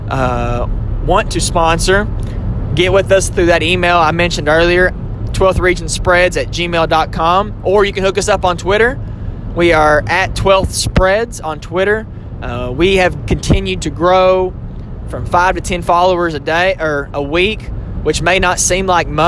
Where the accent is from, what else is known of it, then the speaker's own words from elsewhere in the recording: Southern Kentucky, United States; accent: country twang; I am from Southern Kentucky, so sometimes my country twang may come out of me